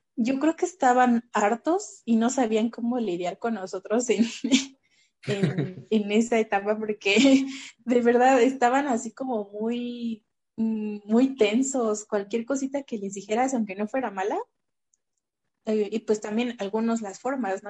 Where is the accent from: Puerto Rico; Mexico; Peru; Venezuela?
Mexico; Mexico City; also born or lived in Tlalnepantla; yo siempre digo que soy de Azcapotzalco